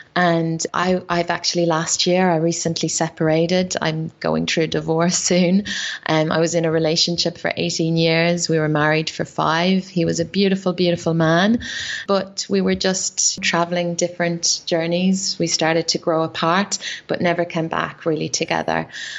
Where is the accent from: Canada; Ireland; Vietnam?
Ireland; I used to drink a lot, you know, being Irish, I drank a lot of alcohol.